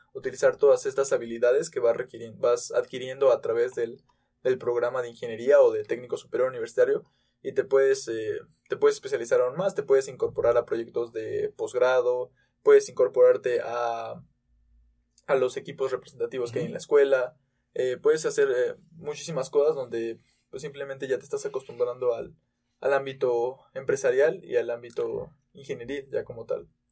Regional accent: Tulancingo, Hidalgo, Mexico; now in Querétaro, Mexico; yo también vengo de Tulancingo Hidalgo

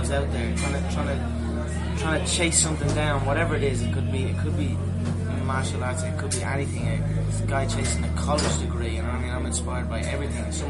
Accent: Dublin, Leinster, Ireland; I'm mixed martial artist with the Ultimate Fighting Championship, and I am from Dublin, Ireland.

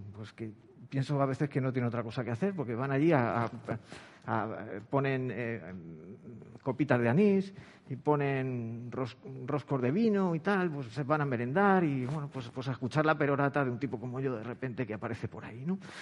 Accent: Madrid, Community of Madrid, Spain; now in Cádiz, Spain; yo vivo en Cádiz, yo soy de Madrid, vivo en Cádiz

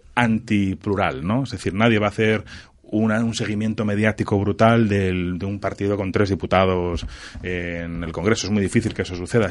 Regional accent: Spain; Yo soy español y me encanta ser español

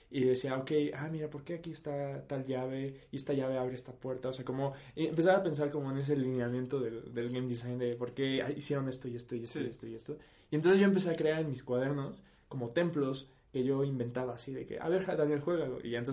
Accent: Tabasco, Mexico; porque somos de Tabasco.

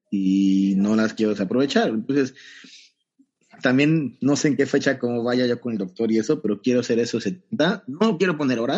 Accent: Banderilla, Veracruz, Mexico; esos 70 kilómetros saliendo desde mi pueblo, desde Banderilla, okay. juntito a Jalapa, y llegando igual acá.

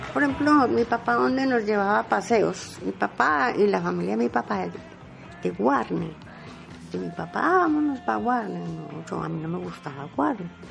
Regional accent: Medellín, Antioquia, Colombia; yo nací en Manrique, en plena 45, junto a los teatros de Manrique, allá, allá nací. Pero de a los 5 años mi papá mm, cambió la casa

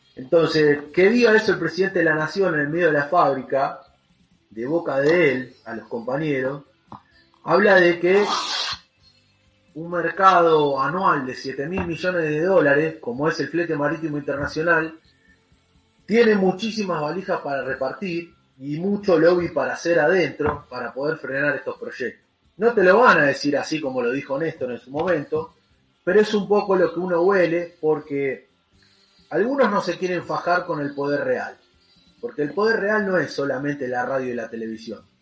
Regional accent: Argentina; Nosotros, como argentinos

